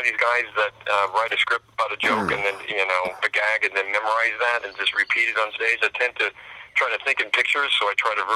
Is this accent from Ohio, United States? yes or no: yes; Silver Lake, Ohio, United States; also born or lived in Akron, Ohio / Coeur d'Alene, Idaho; now in London, United Kingdom; I was born in Akron, grew up in Silver Lake Village outside of Cuyahoga Falls and Stowe.